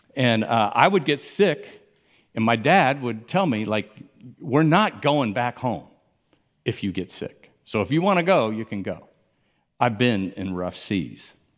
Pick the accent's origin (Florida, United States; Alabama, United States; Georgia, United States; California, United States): Florida, United States; Miami; I grew up in Miami